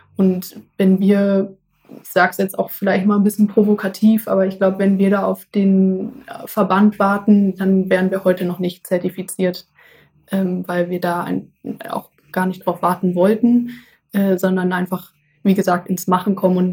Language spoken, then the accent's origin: German; Essen, North Rhine-Westphalia, Germany; uns früher im Garten in Essen, wo ich herkomme